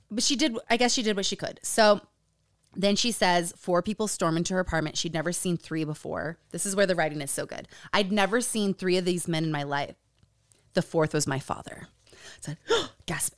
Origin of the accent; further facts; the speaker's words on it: Utah, United States; Growing up in Utah